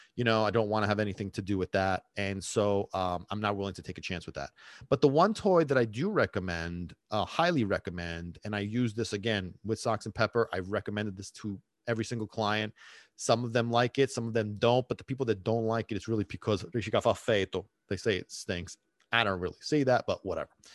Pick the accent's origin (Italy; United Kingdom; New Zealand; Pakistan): Italy; Sicily; moved away; I grew up in Sicily for a big chunk of time.